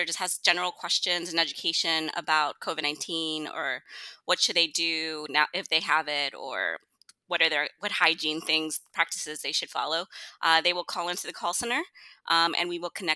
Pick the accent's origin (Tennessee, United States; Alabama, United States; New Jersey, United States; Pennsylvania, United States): New Jersey, United States; moved away as an adult; now in Houston, United States; I'm actually from New Jersey. I've been in Houston for about 6 years now